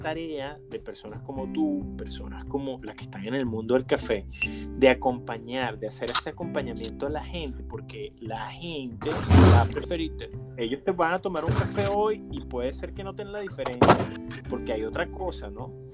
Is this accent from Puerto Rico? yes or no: no; Caracas, Capital District, Venezuela; yo me crié en el Valle de Caracas